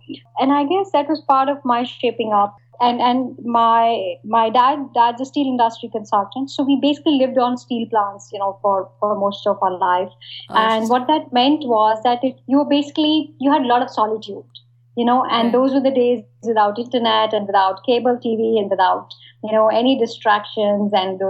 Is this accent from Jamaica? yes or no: no; northern India, India; Yeah, I grew up in India. I actually grew up in small town India. And I think and basically various small towns in northern India.